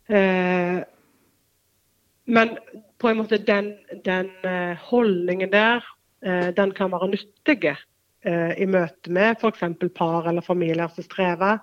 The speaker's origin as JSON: {"language": "Norwegian", "country": "Norway", "tie": "born or raised there", "said": "så er jeg født og oppvokst på Vea"}